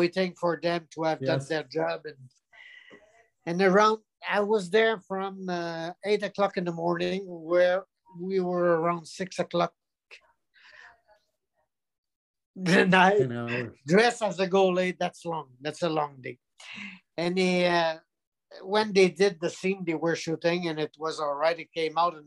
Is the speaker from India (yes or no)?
no; Quebec, Canada; English is a second language; I'm from Quebec